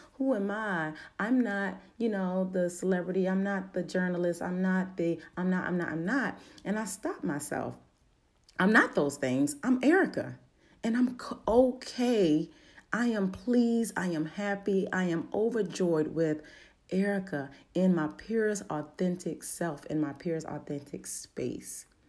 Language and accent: English; Baltimore, Maryland, United States; accent: Baltimore dialect; I'm from Baltimore. Sometimes that little Baltimore dialect